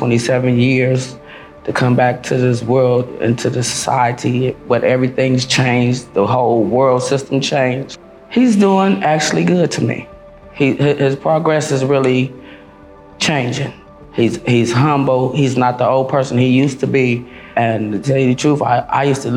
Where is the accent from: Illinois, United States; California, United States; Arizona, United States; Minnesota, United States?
California, United States; Long Beach; I'm from Long Beach, California. Born and raised.